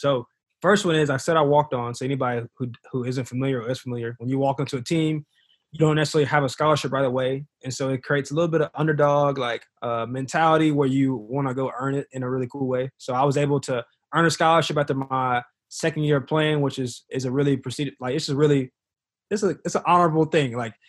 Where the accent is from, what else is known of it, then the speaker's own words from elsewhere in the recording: Anderson, South Carolina, United States; I'm from Anderson, South Carolina. Born and raised for the most part. I went to T.L. Hanna High School in Anderson, the home of radio.